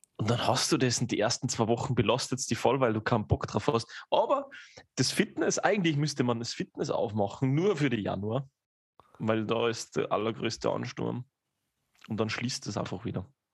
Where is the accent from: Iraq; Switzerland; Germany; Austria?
Austria; bei uns in Österreich